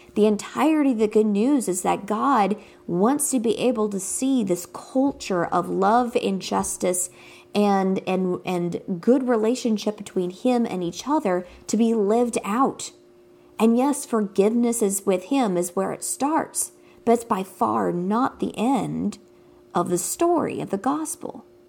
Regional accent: United States; growing up in America

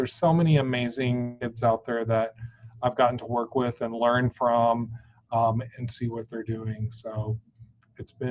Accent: Texas, United States; moved away; also born or lived in Orlando, Florida; I'm originally from Texas. And so I um, moved back um, about 10 years ago.

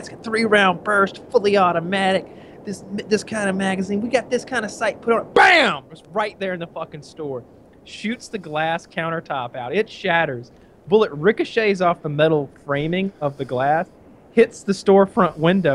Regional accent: United States; as an American

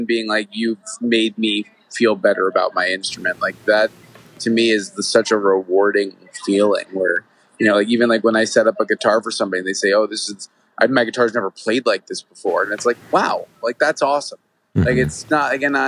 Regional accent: New York, United States; moved away as an adult; also born or lived in Los Angeles; now in Nashville, United States; I lived in LA, I'm from New York

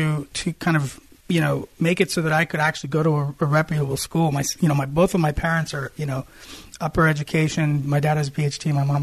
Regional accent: Columbus, Ohio, United States; moved away; also born or lived in Lebanon (parents) / Glendora, California; I was born in 77. So I grew up in Ohio.

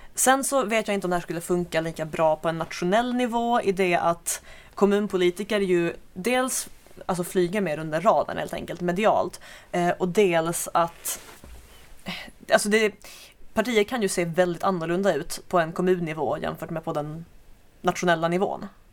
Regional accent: Skåne, Sweden; jag kommer väl inte från Landskrona, bara från grannkommunen

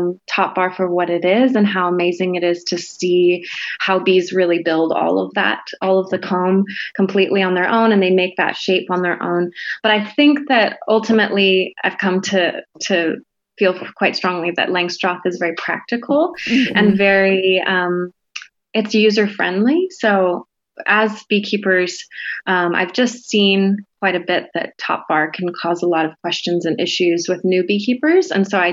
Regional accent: Hawaii, United States; growing up in Hawaii, hadn't really gotten to see the other islands. I had pretty much just been on the Big Island.

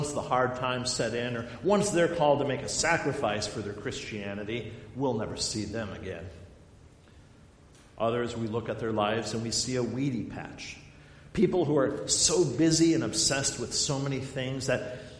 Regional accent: Black Hills of South Dakota, United States; now in Lowden, United States; I grew up in the Black Hills of South Dakota, in the granite mountains out there.

